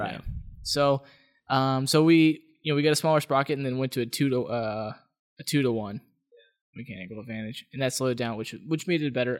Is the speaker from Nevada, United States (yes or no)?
yes; Las Vegas, Nevada, United States; moved away; I'm from Las Vegas